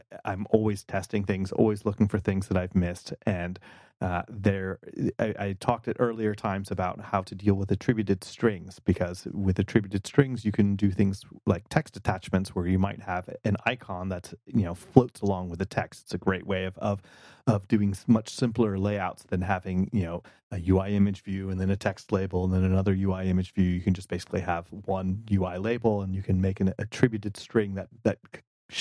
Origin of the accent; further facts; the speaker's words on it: United States; as an American